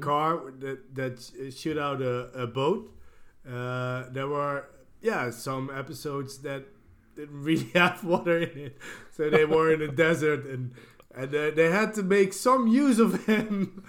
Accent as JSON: {"language": "English", "area": "Gran Canaria", "region": "Canary Islands", "country": "Spain", "tie": "born or raised there", "moved": "yes", "said": "I was born on the Canary Islands, on Gran Canaria, and there it's great."}